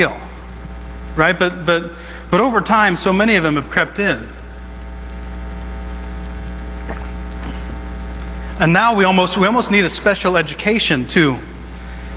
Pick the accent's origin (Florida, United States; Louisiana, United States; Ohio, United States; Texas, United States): Ohio, United States; Southeast; moved away; I grew up in Southeast Ohio, which is the Bible Belt